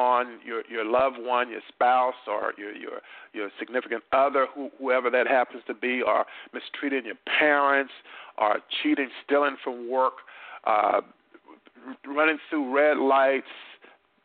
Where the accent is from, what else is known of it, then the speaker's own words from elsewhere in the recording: North Carolina, United States; in my hometown in North Carolina